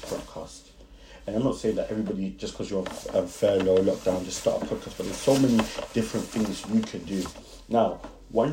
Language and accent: English; London, United Kingdom; accent: Brixton; sometimes when I speak, I'm just like, it's the Brixton in me.